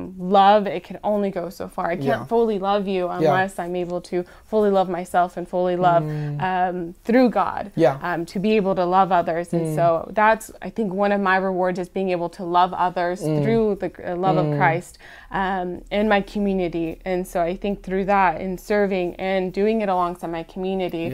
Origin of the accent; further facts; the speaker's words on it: California, United States; moved away; I was born in California, and when we lived there